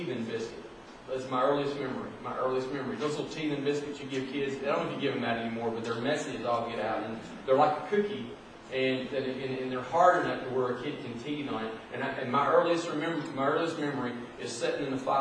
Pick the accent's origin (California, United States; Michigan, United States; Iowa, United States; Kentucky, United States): Kentucky, United States; Madisonville; moved away as an adult; also born or lived in Bowling Green, Kentucky / Dallas, Texas; now in Evansville, United States; I'm from Madisonville, Kentucky. That's where I was born and raised